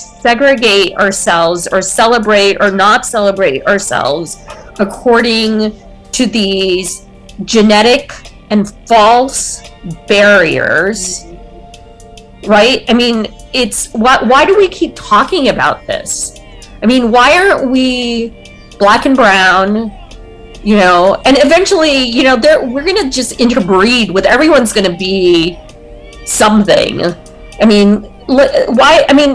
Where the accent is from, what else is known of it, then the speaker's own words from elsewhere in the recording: United States; I'm not Indian culturally. I'm an American. Culturally, I am an American.